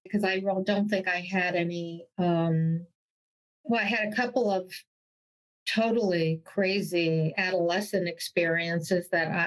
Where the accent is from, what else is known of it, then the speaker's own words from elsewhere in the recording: Montclair, New Jersey, United States; I'm a Jersey girl, born and raised